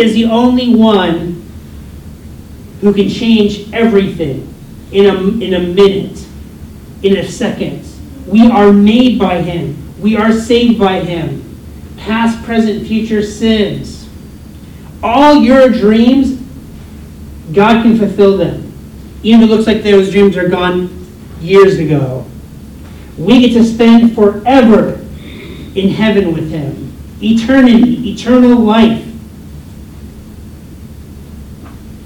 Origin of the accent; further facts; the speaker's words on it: United States; I'm American